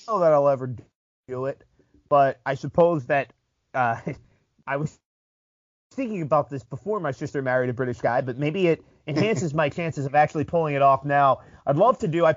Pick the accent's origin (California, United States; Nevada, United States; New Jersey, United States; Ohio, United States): New Jersey, United States; Southern; we're both from the East Coast, Southern New Jersey area.